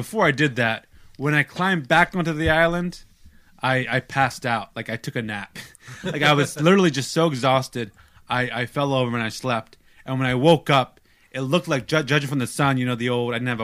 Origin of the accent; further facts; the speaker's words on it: United States; I'm American